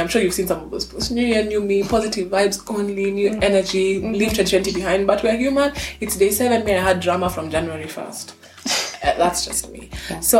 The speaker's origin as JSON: {"language": "English", "country": "Kenya", "said": "That's just the thing that I'm not Kenyan in. I don't find myself in Shags in the holidays. I was in Nairobi with the family."}